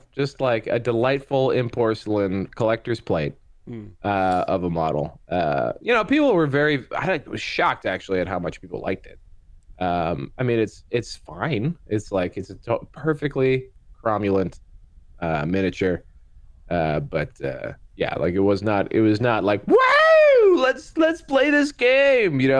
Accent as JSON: {"language": "English", "country": "Canada", "said": "I'm from Canada."}